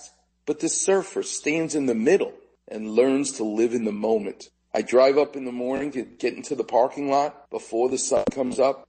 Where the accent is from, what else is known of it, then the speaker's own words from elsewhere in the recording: New York City, New York, United States; I'm growing up in Far Rockaway